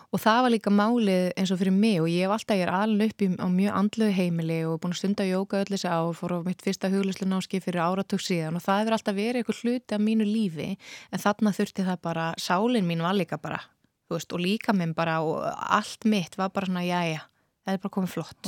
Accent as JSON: {"language": "Icelandic", "country": "Iceland", "said": "við erum Íslendingar"}